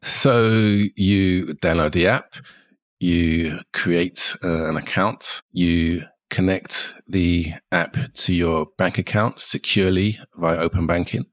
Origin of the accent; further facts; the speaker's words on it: London, United Kingdom; I'm a Jamaican Londoner